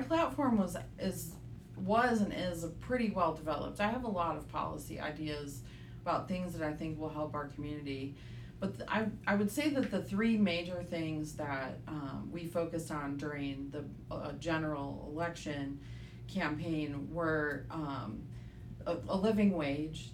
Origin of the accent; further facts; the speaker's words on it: Michigan, United States; moved away as an adult; also born or lived in Grand Rapids, Michigan / Metro Detroit; now in Chattanooga, United States; You might be able to tell by my accent that I am uh, from Michigan. I was born in Grand Rapids, Michigan, which is on the west side of the state. And my parents got divorced when I was five years old, and so I spent the majority of my childhood moving back and forth between uh, West Michigan and Metro Detroit.